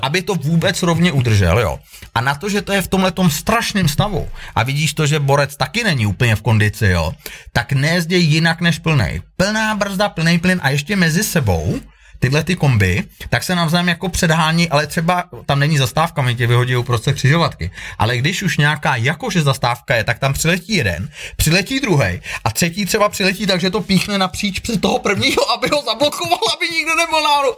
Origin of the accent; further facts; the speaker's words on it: Prague, Czechia; moved away as an adult; also born or lived in Thailand / Peru / England / Sweden; now in Kokořínsko, Czech Republic; já jsem sice rodilý Pražák